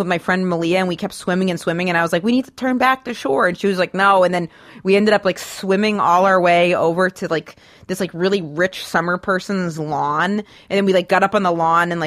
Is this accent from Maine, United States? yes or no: yes; Maine, United States; born or raised there; moved away